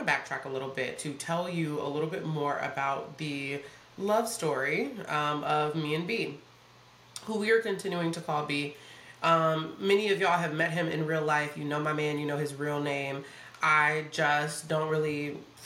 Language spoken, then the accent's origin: English; Atlanta, Georgia, United States; moved away as an adult; now in Charlotte, United States; Atlanta is my hometown. It's where I'm from, you know what I mean? Like, I've kind of grown up all over Atlanta